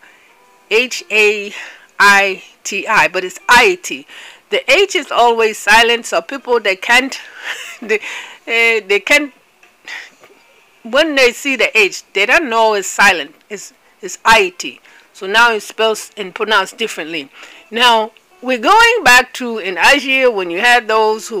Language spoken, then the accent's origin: English; Nigeria; I'm from Biafra